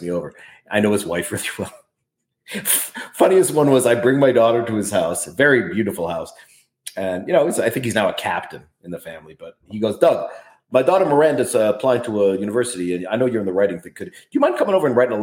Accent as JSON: {"language": "English", "town": "Calgary", "region": "Alberta", "country": "Canada", "tie": "born or raised there", "moved": "yes", "lives_now": "New York, United States", "said": "I was born here"}